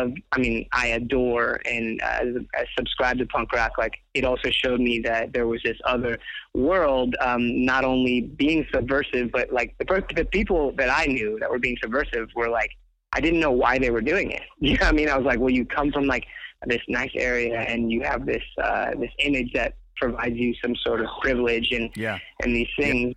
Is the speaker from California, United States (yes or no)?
yes; Inglewood, California, United States; I grew up in Inglewood